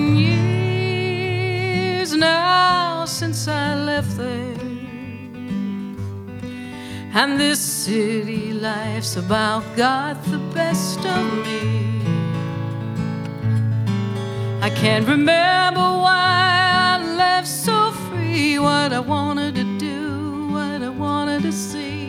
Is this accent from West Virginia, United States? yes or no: yes; Wheeling, West Virginia, United States; Martha and I are both from West Virginia. I grew up in Wheeling